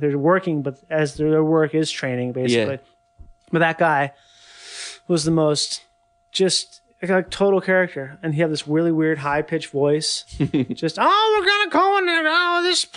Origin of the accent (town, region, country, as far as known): Rochester, Minnesota, United States; born or raised there; moved away